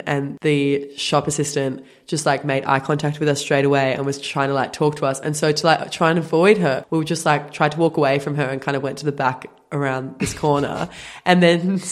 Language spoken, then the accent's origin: English; Australia; accent: Australian; we're not used to seeing even our own accent like on TV